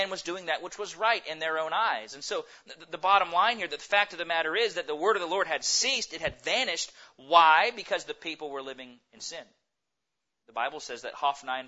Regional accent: United States; we as American Christians

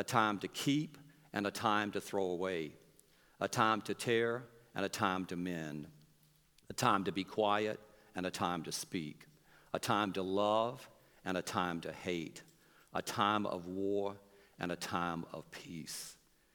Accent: North Carolina, United States; we come from North Carolina

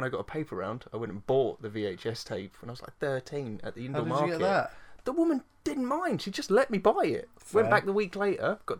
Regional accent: United Kingdom; I'm British

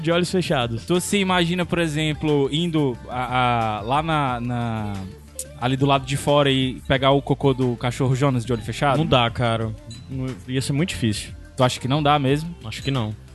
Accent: Ceará, Brazil; como um bom cearense

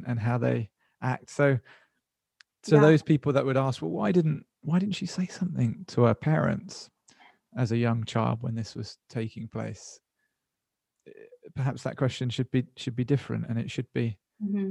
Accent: United Kingdom; as a British kid

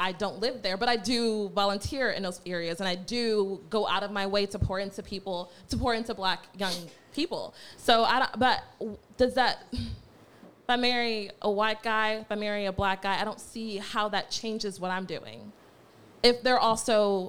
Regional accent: United States; born or raised there; also born or lived in Nigeria

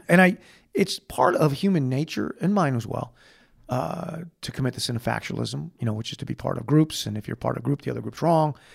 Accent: United States; being an American

